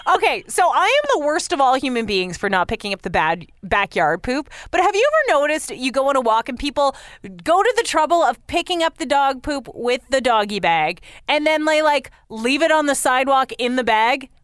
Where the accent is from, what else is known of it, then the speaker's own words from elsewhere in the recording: London, Ontario, Canada; the ski cross guy from London, actually, my hometown London.